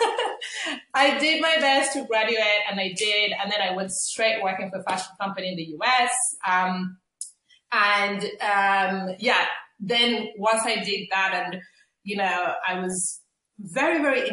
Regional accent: Limerick, Munster, Ireland; I'm from Limerick, Ireland

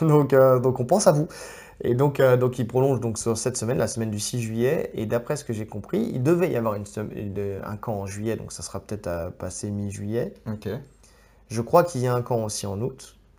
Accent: France; on est français

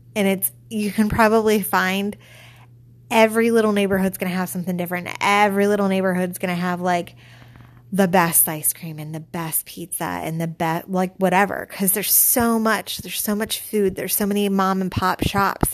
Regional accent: Pittsburgh, Pennsylvania, United States; also born or lived in Hazelwood / Lawrenceville / McKees Rocks; I am from Pittsburgh

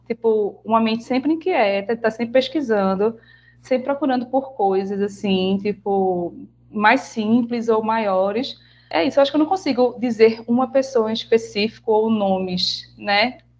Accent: Recife, Pernambuco, Brazil; also born or lived in Bahia; Eu sou recifense, apesar de ser baiana

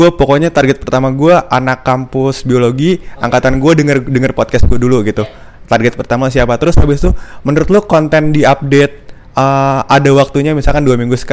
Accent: Yogyakarta, Special Region of Yogyakarta, Indonesia; saya … dari Jogja, rencananya mau bikin podcast tentang jalan-jalan.

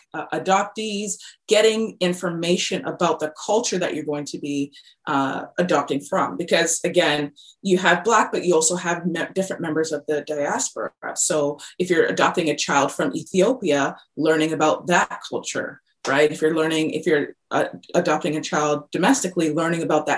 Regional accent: British Columbia, Canada; I was born and raised in British Columbia, Canada

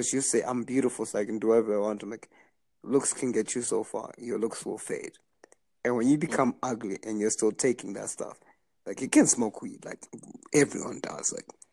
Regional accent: Zimbabwe; moved away as an adult; now in Canada; I grew up in Zimbabwe

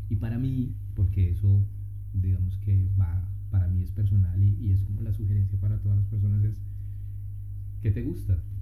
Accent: Bogotá, Colombia; moved away as an adult; now in Wellington, New Zealand; soy de Colombia. Eh, toda mi vida he vivido en Bogotá.

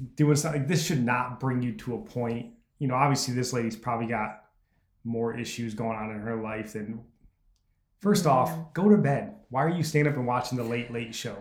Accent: United States; as an American.

